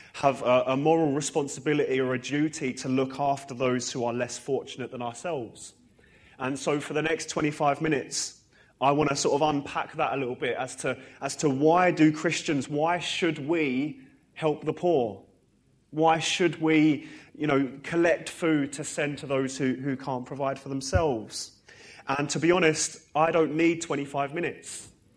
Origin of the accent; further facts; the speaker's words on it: Harlow, East of England, United Kingdom; now in Northern Ireland, United Kingdom; I'm from Harlow originally. I was actually dedicated in this church when it was the old building. And I, you know, grew up in Sunday school here. And for the last 7 years, I've lived in Northern Ireland.